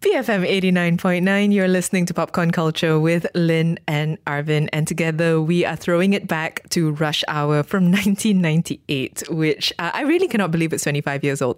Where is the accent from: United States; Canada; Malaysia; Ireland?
Malaysia; I am a Malaysian Chinese person